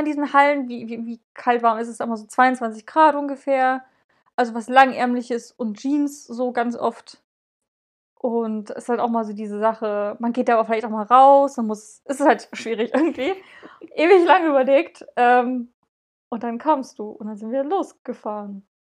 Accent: eastern Germany, Germany; bei uns im Osten

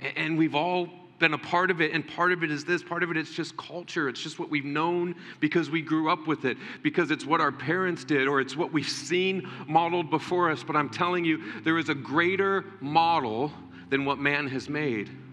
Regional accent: United States; as American Christians

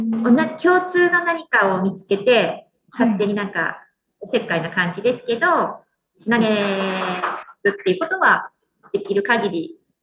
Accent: Toyama, Japan; moved away as an adult; also born or lived in Kanoya, Kagoshima; now in Uozu, Japan; 生まれ育ったのは富山市なんですけど

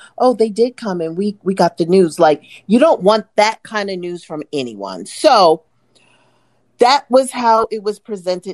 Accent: East Coast, United States; now in West Coast, United States; Two mothers, two wives, two friends, originally from the East Coast, now residing on the West Coast

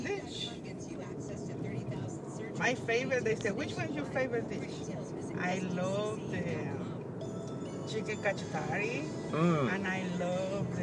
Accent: El Salvador; moved away; I come from El Salvador. And El Salvador is different life than here

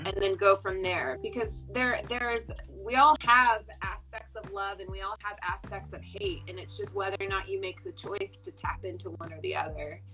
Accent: Fresno, California, United States; I'm from Central California, Fresno, so uh, did some local theater there

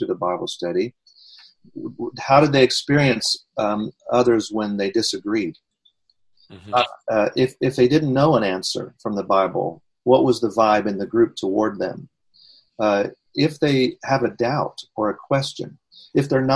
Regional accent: United States; as an American pastor

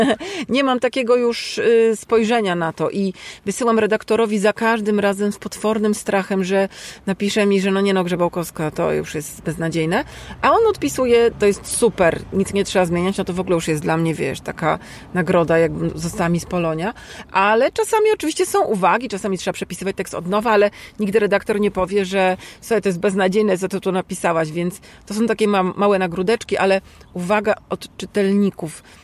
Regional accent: Poland; Ja jestem z Polski

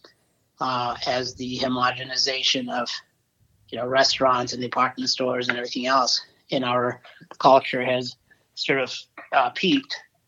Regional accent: Michigan, United States; I grew up in Michigan

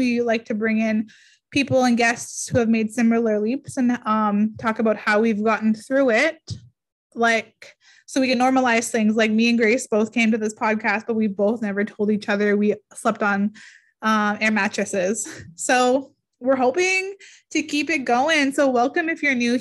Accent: Garden River First Nation, Ontario, Canada; I'm from Garden River First Nation. I am so proud to be from the Bawating region.

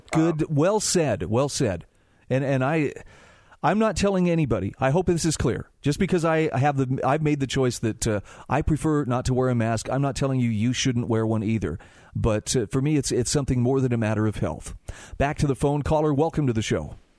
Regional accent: Utah, United States; my home state of Utah

